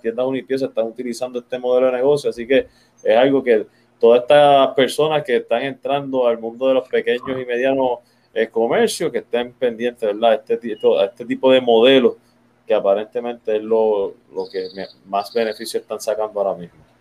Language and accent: Spanish; Puerto Rico; Como boricua